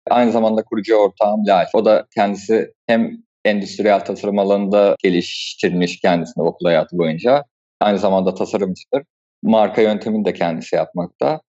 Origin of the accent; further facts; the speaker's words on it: Kastamonu, Turkey; born there; also born or lived in Anatolia; Ben aslında Kastamonu 1992 doğumluyum. Babamın mesleği sebebiyle Anadolu'nun birçok farklı şehrinde bulunarak büyüdüm.